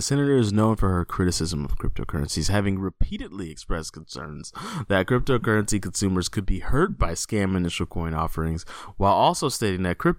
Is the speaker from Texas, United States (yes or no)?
yes; Texas, United States; as a Texan